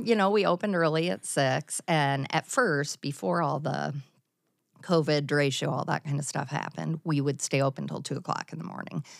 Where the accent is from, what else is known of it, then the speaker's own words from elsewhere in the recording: Mount Vernon, Iowa, United States; also born or lived in Cedar Rapids, Iowa; I graduated in nineteen eighty-eight in Mount Vernon